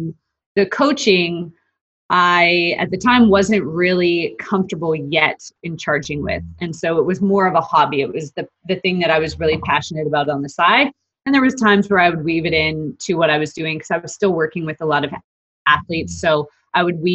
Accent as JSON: {"language": "English", "town": "Calgary", "region": "Alberta", "country": "Canada", "also_born_or_lived": "Australia", "moved": "as an adult", "lives_now": "Dallas, United States", "said": "I'm from Calgary, Alberta"}